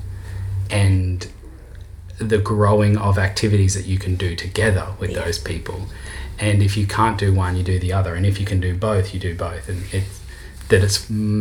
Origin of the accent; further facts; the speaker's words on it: Australia; two Aussies